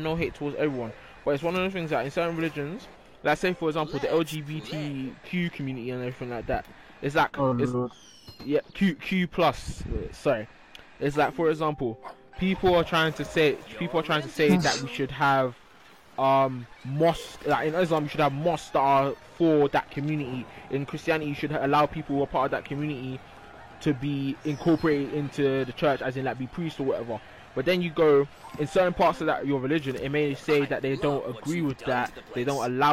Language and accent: English; London, United Kingdom; We're all London born and raised in here